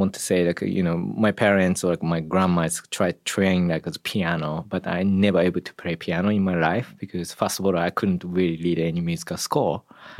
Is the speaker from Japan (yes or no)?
yes; Japan; Yeah, I grew up in Japan.